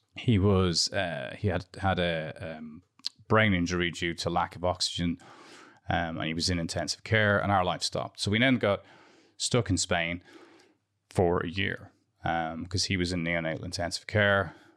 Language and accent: English; Dublin, Leinster, Ireland; moved away as an adult; also born or lived in London; I grew up in Santry